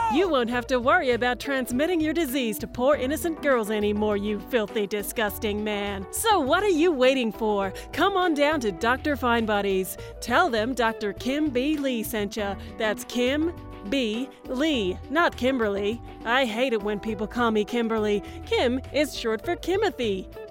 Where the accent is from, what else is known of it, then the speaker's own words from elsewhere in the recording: Hawkesbury area, near Sydney, New South Wales, Australia; now in Woodstock, Australia; Yes, I'm from Australia. I grew up in a little area not far from Sydney called the Hawkesbury area.